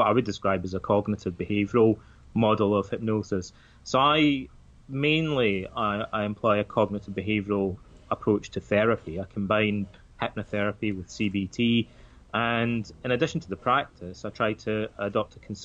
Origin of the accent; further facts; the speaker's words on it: Scotland, United Kingdom; Like a lot of the kids in my hometown, our fathers all seem to be Freemasons. It's a kind of traditional thing in that part of Scotland.